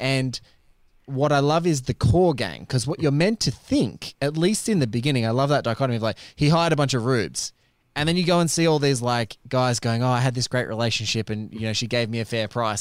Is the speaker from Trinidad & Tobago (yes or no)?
no; Australia; as an Aussie